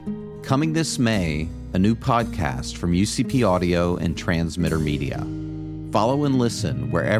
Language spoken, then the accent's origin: English; Florida, United States; this is my brother, John. growing up in Florida in the early 70s, kids were free to run around for hours outside.